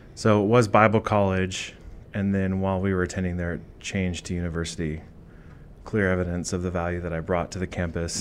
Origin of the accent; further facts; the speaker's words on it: Boring, Oregon, United States; also born or lived in Eugene, Oregon; I actually grew up in Boring, Oregon. Um, I was technically born in Eugene